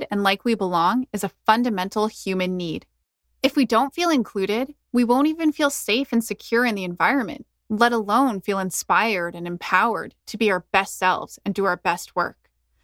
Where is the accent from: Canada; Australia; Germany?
Canada; I might refer to myself as Indian, Indo-Canadian, or I might just say that I'm Canadian